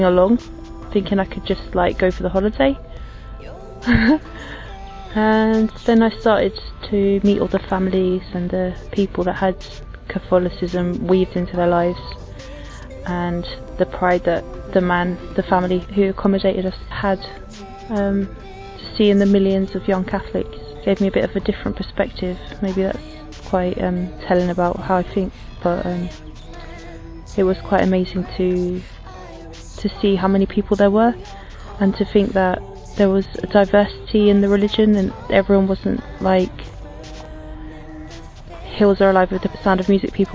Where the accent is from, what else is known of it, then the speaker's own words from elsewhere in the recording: England, United Kingdom; I'm 29, I'm from England